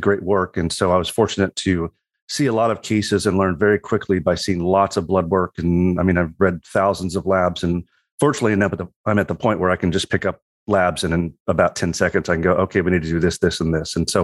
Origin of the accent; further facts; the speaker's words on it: Southwest Missouri, United States; moved away; also born or lived in Colorado / St. Louis; I grew up in Southwest Missouri